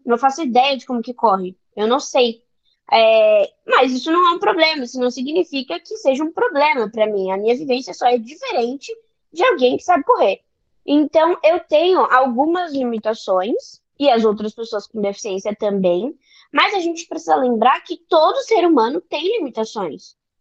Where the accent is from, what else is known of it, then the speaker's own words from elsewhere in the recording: São Paulo, Brazil; eu sou de São Paulo, são Paulo capital